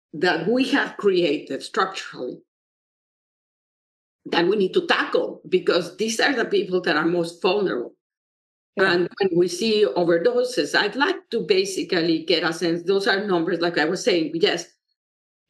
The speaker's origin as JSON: {"language": "English", "country": "Mexico", "moved": "yes", "lives_now": "United States", "said": "I come from Mexico, where there's a lot of poverty"}